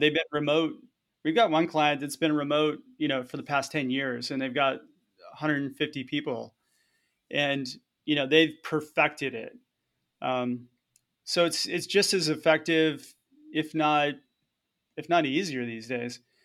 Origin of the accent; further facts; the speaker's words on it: Southern California, United States; moved away; also born or lived in Hawaii; I was born and raised in Southern California, so I grew up as a surfer